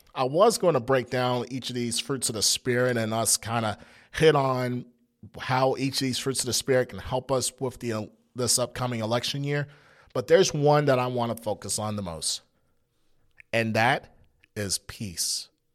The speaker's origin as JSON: {"language": "English", "country": "United States", "said": "We're Christian first and then American"}